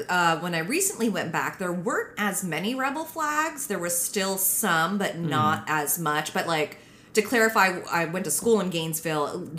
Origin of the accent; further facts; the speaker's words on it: Philippines; And that's when I knew, I was like, yeah, I'm Filipino as fuck.